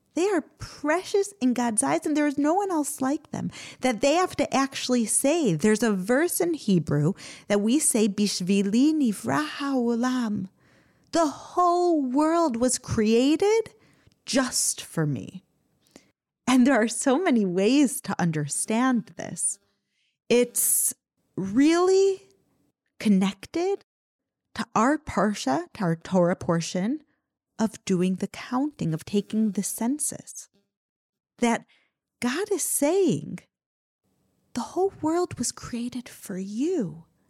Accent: United States; now in Israel; I grew up in America

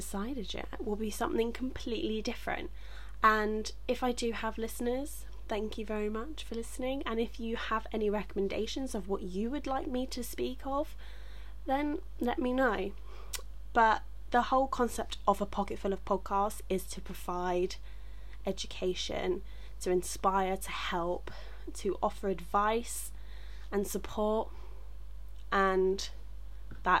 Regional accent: England, United Kingdom; I'm from England

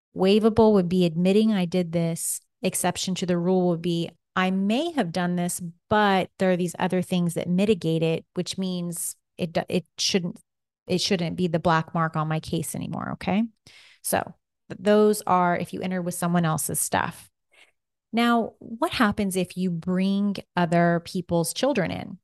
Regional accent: United States

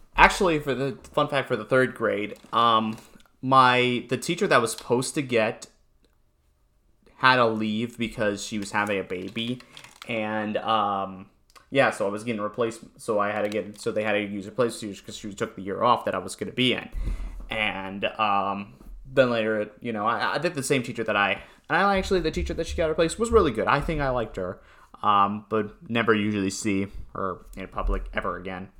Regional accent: Newtown, Connecticut, United States; I am from Newtown, Connecticut.

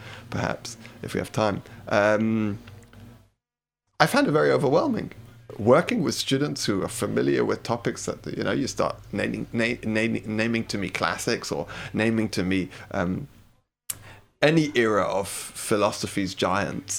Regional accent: London, United Kingdom; moved away as an adult; now in Brighton, United Kingdom; I grew up in London, you can hear.

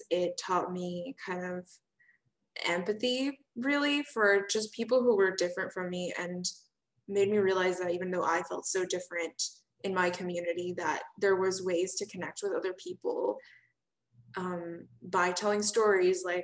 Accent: Austin, Texas, United States; I'm from Austin.

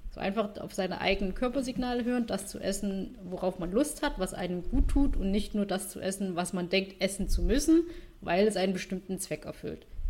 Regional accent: Vietnam; now in Germany; ich bin ja Vietnamesin, äh, meine Familie wohnt in Vietnam

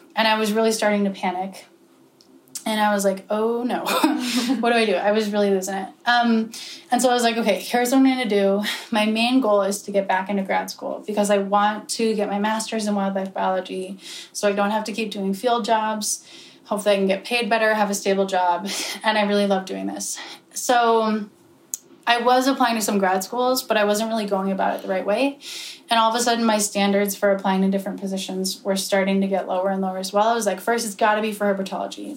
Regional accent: Pennsylvania, United States; I'm from Pennsylvania.

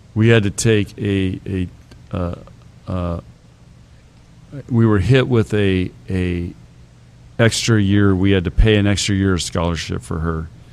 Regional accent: San Diego, California, United States; now in Nebraska, United States; I grew up in San Diego

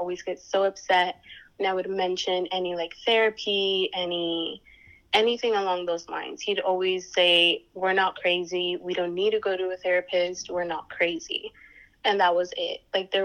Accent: Santa Ana, California, United States; I grew up in Santa Ana, California, which is in SoCal

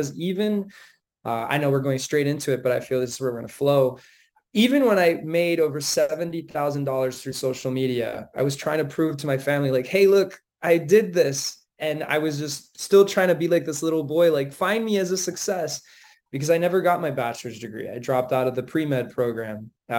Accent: United States; now in Philippines; So I'm kind of like an American runaway.

